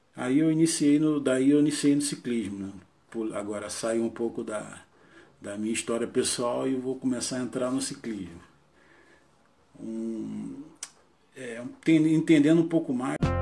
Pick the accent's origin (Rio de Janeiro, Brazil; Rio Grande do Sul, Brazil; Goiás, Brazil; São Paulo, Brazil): Rio de Janeiro, Brazil; casado, tenho dois filhos, Nascido e criado em Sepitiba, zona oeste do Rio